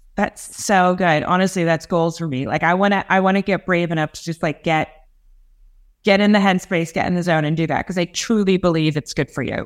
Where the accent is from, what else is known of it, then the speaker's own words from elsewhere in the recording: Los Angeles, California, United States; also born or lived in England; I'm obviously from L A. I'm from California